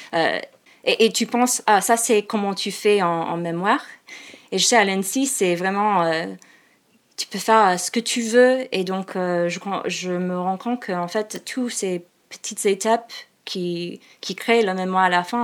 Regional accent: Seattle, Washington, United States; French is a second language; moved away as an adult; also born or lived in Phoenix, Arizona, United States; now in Paris, France; je viens de, de Seattle et en fait je suis née à, Phoenix

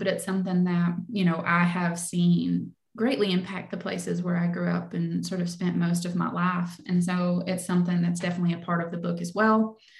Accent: Kentucky, United States; So I grew up in Leslie County, Kentucky, and it was definitely a lot on my mind as I was envisioning Black Damp. So it's a small coal mining town.

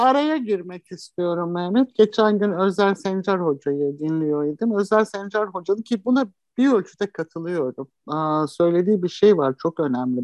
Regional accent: Istanbul, Turkey; ben de çocukluğum şeyde geçti, Anadolu yakasında geçti

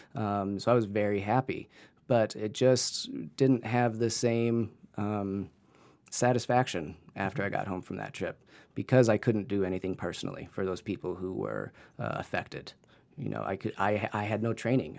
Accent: Canton, Ohio, United States; also born or lived in New Zealand; a high-end photography gallery in, in Canton, Ohio, in my hometown

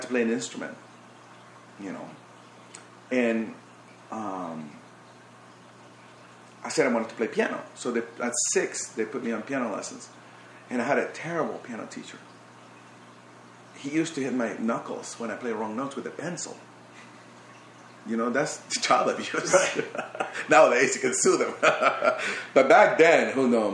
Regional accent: Barquisimeto, Lara, Venezuela; moved away; I grew up in Barquisimeto, it's a small city.

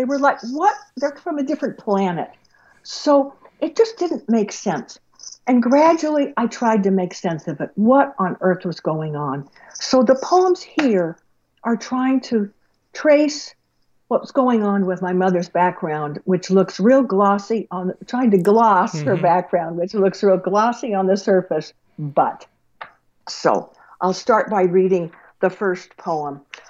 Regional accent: Tucson, Arizona, United States; I'm growing up in Tucson with my parents, moving all the time, with my parents always in debt

